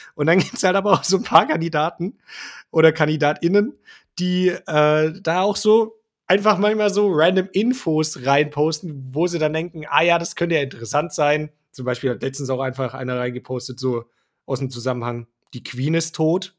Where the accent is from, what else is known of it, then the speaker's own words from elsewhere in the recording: Swabia, Germany; bin ja auch Schwabe